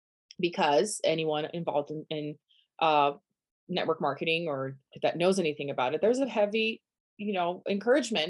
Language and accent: English; Brazil; English is a second language; moved away as an adult; also born or lived in Denver, United States; now in United States; I'm from Brazil originally. Born and raised. At 23, I moved to the US.